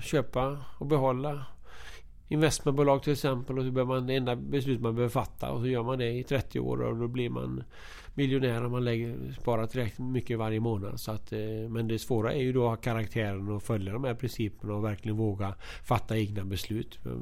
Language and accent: Swedish; Alingsås, Västra Götaland, Sweden; moved away; also born or lived in Linköping; Jag kommer från Alingsås